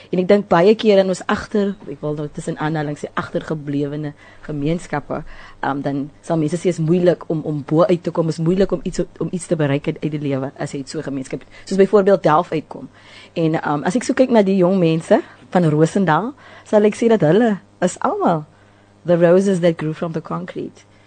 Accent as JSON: {"language": "Afrikaans", "town": "Cape Town", "region": "Western Cape", "country": "South Africa", "tie": "born or raised there", "also_born_or_lived": "Mitchells Plain", "said": "Ek is eintlik 'n inboorlinge van Delft ons het uit Mitchells Plain het getrek op die ouderdom"}